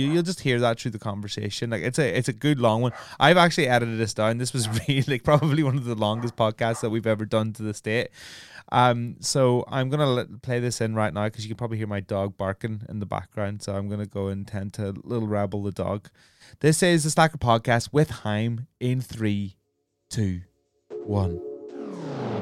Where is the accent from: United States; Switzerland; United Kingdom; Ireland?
Ireland; I'm Irish. Like, it was an affront to my heritage.